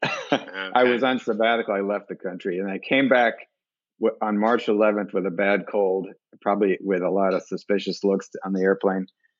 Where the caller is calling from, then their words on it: Philadelphia, Pennsylvania, United States; I'm calling in from Northwest Philadelphia. I'm in Chestnut Hill, right on the border with Mount Airy.